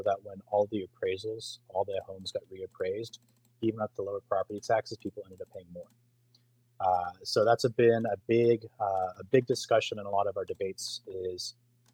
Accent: Richardson, Texas, United States; also born or lived in Plano, Texas; now in Allen, United States; I grew up in Richardson, which is two towns south. But I went to Plano schools

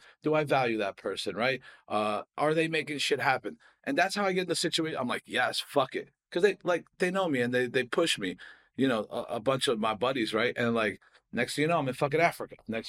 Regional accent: Harris, Scotland, United Kingdom; I'm fucking like, I'm from Harris, you know, like we don't have trees.

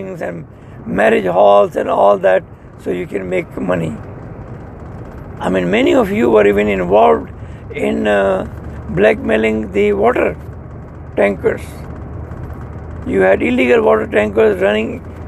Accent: Pakistan

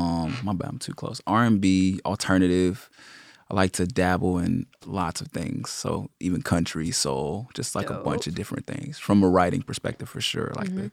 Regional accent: Los Angeles, California, United States; I'm from Los Angeles. I just like to say Los Angeles because I bounced around so much as a kid.

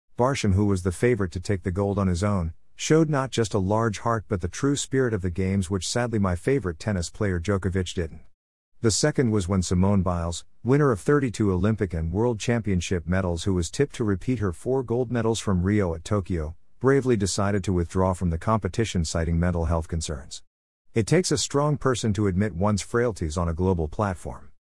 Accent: India; as an Indian

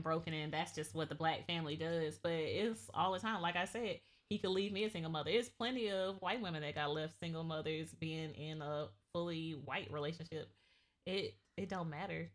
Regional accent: Georgia, United States; I grew up in the South. I grew up in Georgia

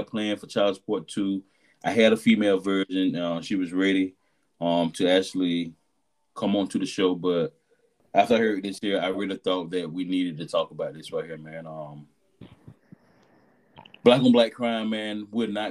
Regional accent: Albany, Georgia, United States; I came from Albany, Georgia

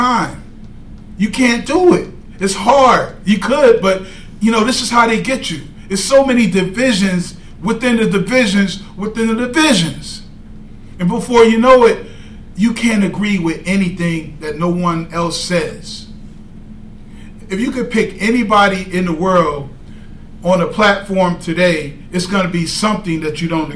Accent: Tennessee, United States; I'm from Tennessee

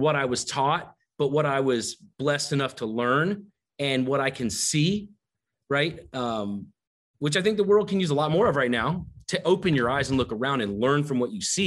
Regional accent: the South, United States; I grew up down in the South

